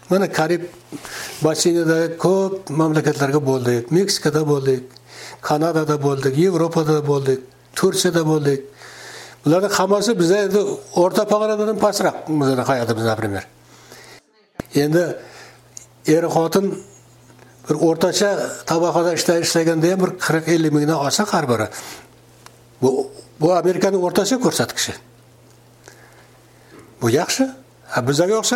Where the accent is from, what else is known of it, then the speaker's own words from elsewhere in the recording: Kyzylkum, Navoiy Region, Uzbekistan; moved away as an adult; now in United States; mani o'zim qizilqumda tug'ilganman